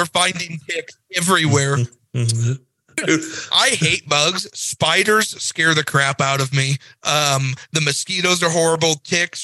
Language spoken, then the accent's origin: English; Jefferson City, Missouri, United States; I always grew up hearing, no, tornadoes will never hit Jeff City